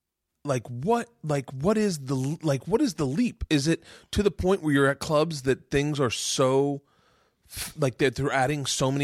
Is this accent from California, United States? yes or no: no; Tampa, Florida, United States; Fucking Florida. Me and Segura both are Florida boys.